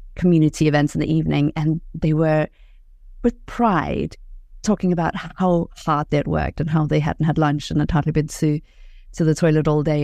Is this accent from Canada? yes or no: no; Denmark; moved away; I'm from Denmark